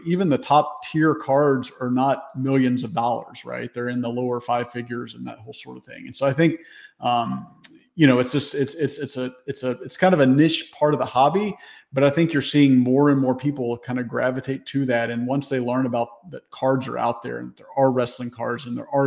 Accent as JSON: {"language": "English", "town": "Memphis", "region": "Tennessee", "country": "United States", "tie": "born or raised there", "said": "when I was growing up in the Memphis area"}